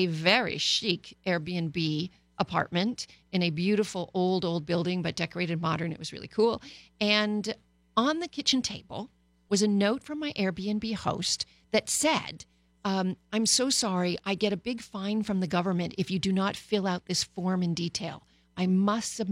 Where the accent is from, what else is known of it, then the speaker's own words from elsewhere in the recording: Canada; now in Los Angeles, United States; Canada my home country before I proudly became an American here